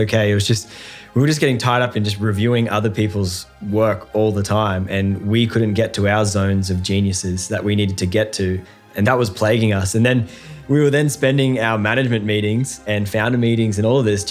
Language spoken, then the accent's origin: English; Australia; we're from the opposite side of the world, Australia.